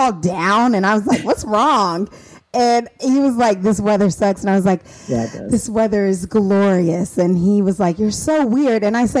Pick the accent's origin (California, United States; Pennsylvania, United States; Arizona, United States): Arizona, United States; moved away; also born or lived in Indiana; I'm from Arizona